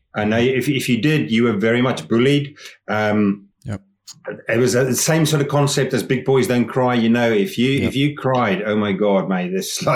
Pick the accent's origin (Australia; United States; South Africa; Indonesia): South Africa; moved away as an adult; also born or lived in England; now in Scotland, United Kingdom; where I grew up in South Africa